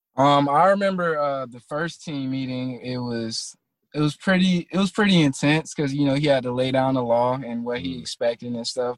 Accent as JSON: {"language": "English", "town": "Tallahassee", "region": "Florida", "country": "United States", "also_born_or_lived": "Virginia", "moved": "yes", "said": "I'm really from Tallahassee"}